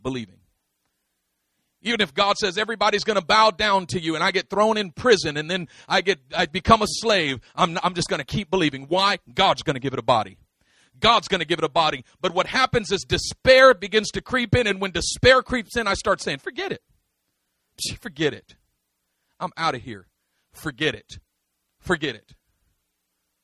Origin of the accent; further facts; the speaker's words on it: Oakland, California, United States; I am from East Oakland, but I'm not of it. I grew up in it, but not of it